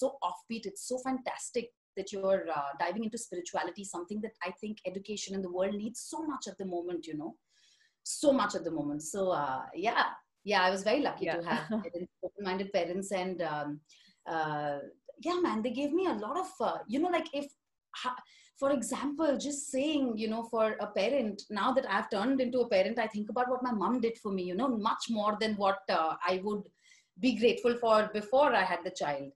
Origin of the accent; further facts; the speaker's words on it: Kolkata, West Bengal, India; moved away as an adult; also born or lived in Mumbai; now in Paris, France; So I've been born in Calcutta, born and brought up in Calcutta. I studied there until I was about 21, 22